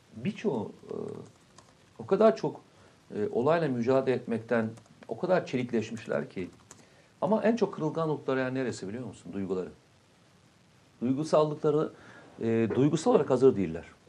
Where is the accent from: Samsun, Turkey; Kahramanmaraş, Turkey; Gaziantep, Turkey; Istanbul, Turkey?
Samsun, Turkey; moved away; memleketim olması hasabiyle